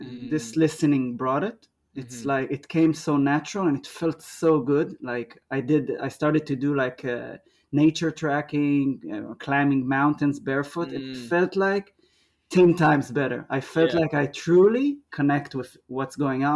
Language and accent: English; Israel; moved away as an adult; now in Melbourne, Australia; I'm from Israel. I'm 39. Came to Australia about 2 years ago